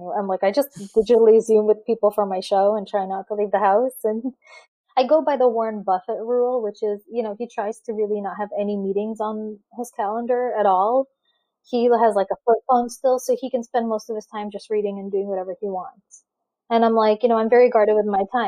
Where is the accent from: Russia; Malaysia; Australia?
Russia; now in United States; I'm an immigrant. I grew up in Russia.